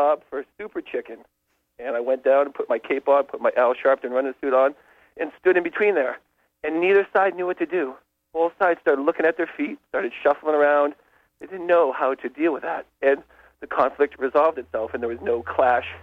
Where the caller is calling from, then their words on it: Penobscot, Maine, United States; I'm calling from Penobscot